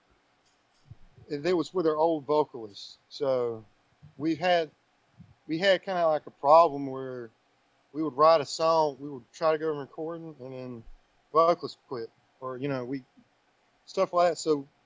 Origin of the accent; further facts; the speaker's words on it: Wilson, United States; So yeah, we're all from Wilson